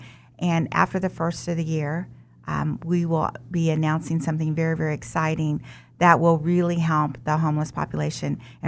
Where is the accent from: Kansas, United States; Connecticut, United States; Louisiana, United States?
Kansas, United States; Wichita; also born or lived in Omaha, Nebraska; I was born in Omaha, Nebraska, but raised here in Wichita.